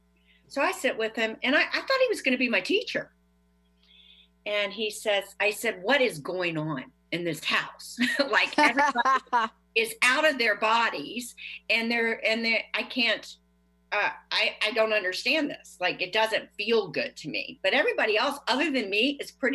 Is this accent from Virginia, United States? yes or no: yes; Leesburg, Virginia, United States; I'm from Leesburg, Virginia